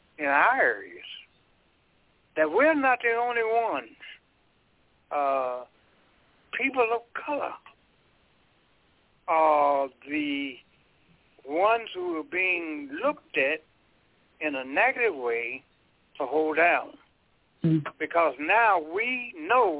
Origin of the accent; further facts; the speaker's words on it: El Dorado, Arkansas, United States; In my hometown, the majority of the people in El Dorado, Arkansas, Afro-Americans